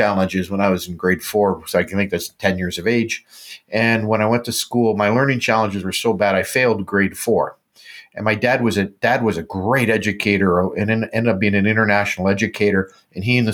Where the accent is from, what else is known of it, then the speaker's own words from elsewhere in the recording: Canada; I'm a Canadian